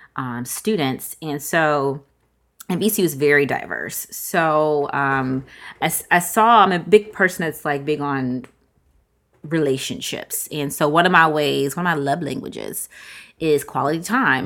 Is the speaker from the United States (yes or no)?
yes; Virginia, United States; I'm from Virginia